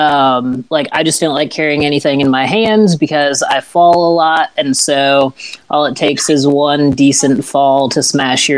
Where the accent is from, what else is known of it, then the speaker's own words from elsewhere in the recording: Illinois, United States; moved away as an adult; now in the South, United States; I'm originally from Illinois. Didn't end up down here in the South until about November of last year.